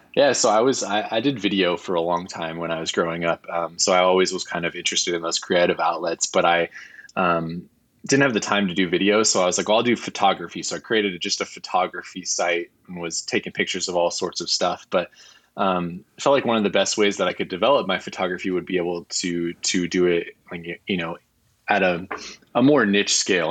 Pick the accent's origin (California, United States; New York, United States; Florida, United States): California, United States; also born or lived in Midwest, United States / Inland Empire, California; I was actually born in the Midwest, so I spent, uh, the first four years of my life out there, um, and then came out here for my, uh, my father's job. So I wish I could claim that I was born and raised in California, but I was only raised